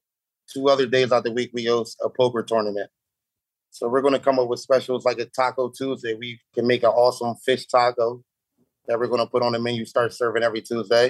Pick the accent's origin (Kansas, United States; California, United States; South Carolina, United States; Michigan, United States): South Carolina, United States; I grew up in South Carolina too.